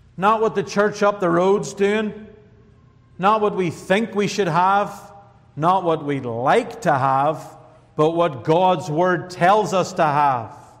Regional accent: Northern Ireland, United Kingdom; now in United States; Coming from Northern Ireland, I am an American now

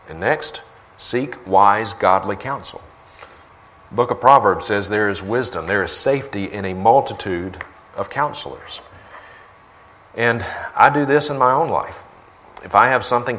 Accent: Mississippi, United States; now in Montana, United States; I grew up in Mississippi

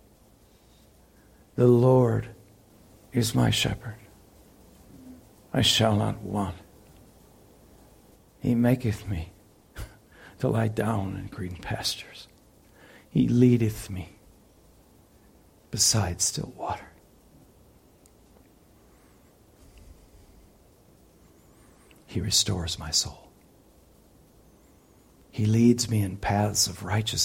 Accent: United States; I'm an American

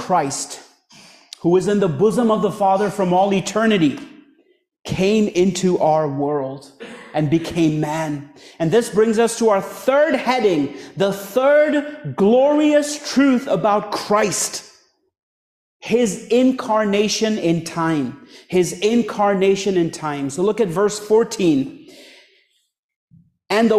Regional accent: India; moved away; I was born and raised in a Hindu family back in India all my life, till around age 19

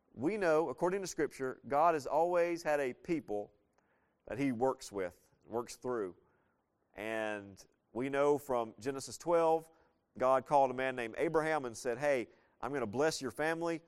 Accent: the South, United States; I was leaving the South

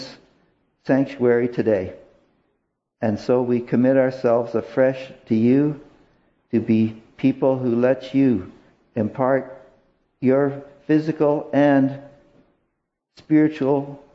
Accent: Canada; help us as Canadian citizens

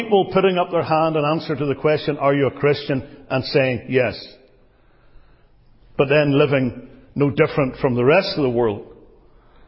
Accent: Northern Ireland, United Kingdom; I come from Northern Ireland

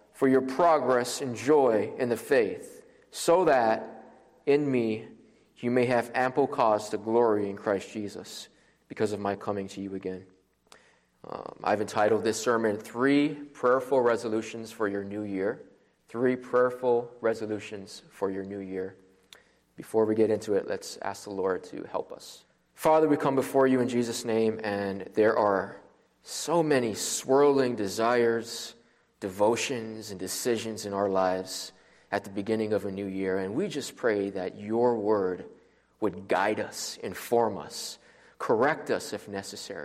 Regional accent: Maui, Hawaii, United States; moved away as an adult; now in Louisville, United States; I am originally from Maui, Hawaii, and I came here for Southern Seminary

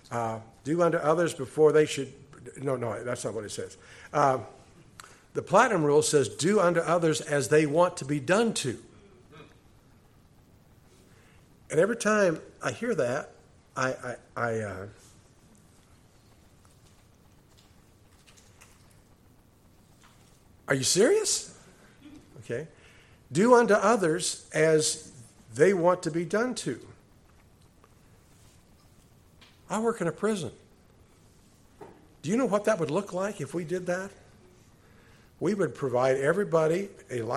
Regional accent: Cochise County, Arizona, United States; Being a native to Arizona, I have grown up with rattlesnakes.

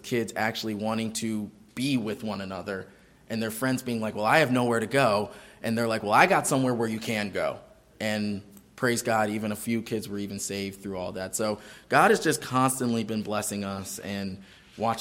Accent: Maryland, United States; I grew up in Maryland. I'm Maryland, born and raised

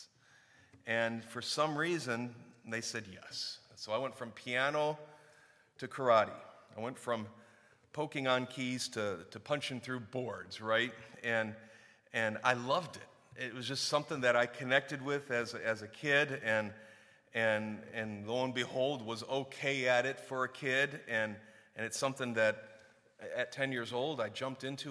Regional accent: Warren, Clarkston, Michigan, United States; We moved from Warren, Michigan to Clarkston, Michigan

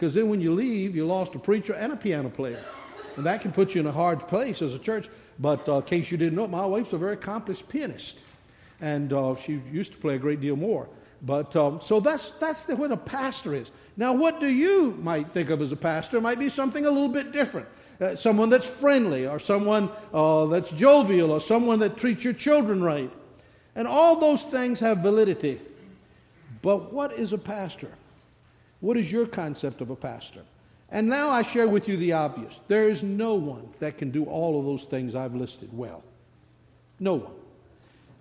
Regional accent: the South, United States; I'm from the South

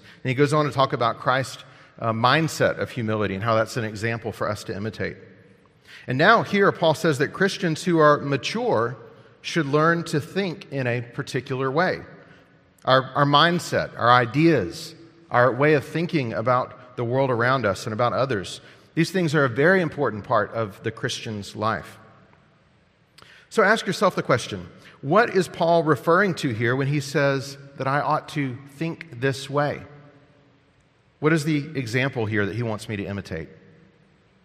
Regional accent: United States; As Americans

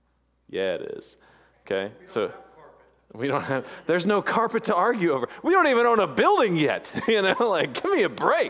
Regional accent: Jackson Parish, Louisiana, United States; I was born and raised in Jackson Parish, North Louisiana, and there was a big prominent Southern Baptist church there

